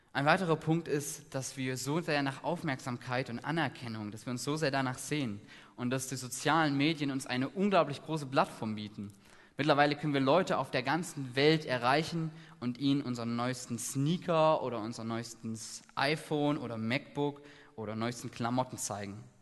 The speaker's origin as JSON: {"language": "German", "region": "Saxony", "country": "Germany", "said": "Ich komme aus Ostdeutschland, aus Sachsen"}